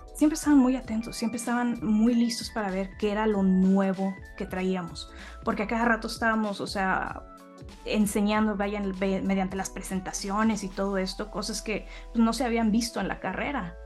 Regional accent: Monterrey, Nuevo León, Mexico; soy, de Monterrey también

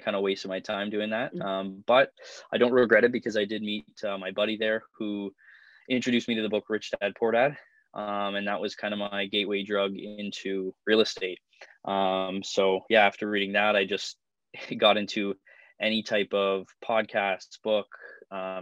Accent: Niagara Falls, Ontario, Canada; born and raised in Niagara Falls, Ontario.

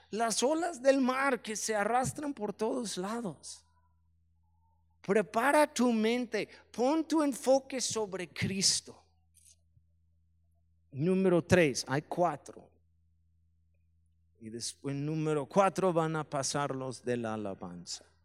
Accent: Mexico; muchos me dijeron no en inglés, me molestó eso, yo pienso que soy tan mexicano, pero vieron mis piernas en el video

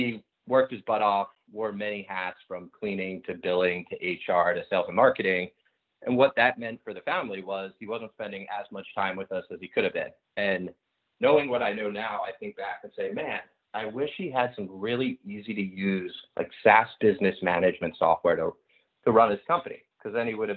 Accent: outside of Philadelphia, Pennsylvania, United States; Growing up outside of Philadelphia

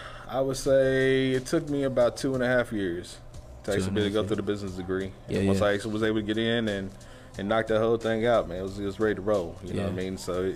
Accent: Fort Worth, Texas, United States; I'm originally from Fort Worth, Texas. That's where I actually grew up, on the west side of Fort Worth.

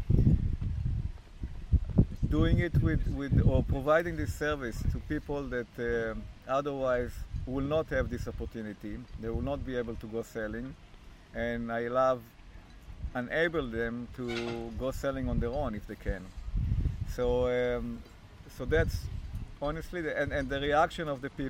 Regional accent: Israel; now in Canada; I'm from Israel originally

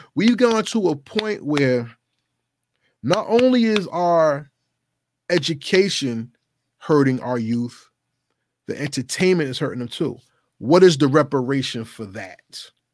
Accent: New Jersey, United States; my home state, which is New Jersey.

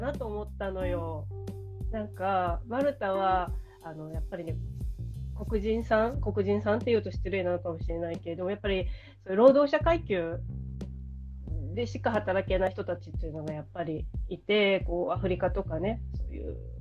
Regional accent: Ehime, Japan; 私の地元の愛媛

